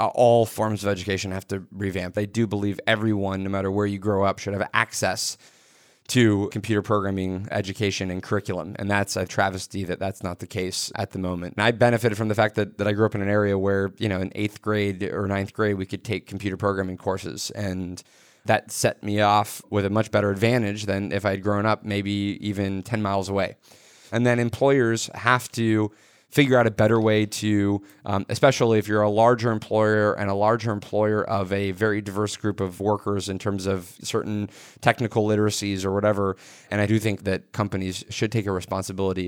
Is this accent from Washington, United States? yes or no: yes; suburban area around Microsoft, Washington, United States; I grew up in a suburban area that had technology deep in our community 'cause I grew up around Microsoft.